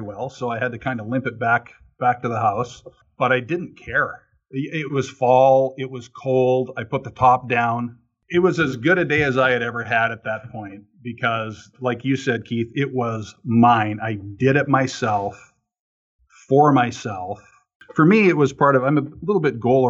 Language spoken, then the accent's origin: English; near Calgary, Alberta, Canada; where I grew up in near Calgary, Alberta, Canada